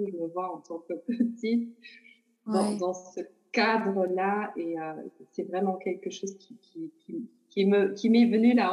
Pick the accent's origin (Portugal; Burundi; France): Portugal; born there; au Portugal, qui est mon pays natal, comme j'ai dit. Et je crois que c'est pas que relié à moi, mais c'est vraiment relié à mes origines aussi.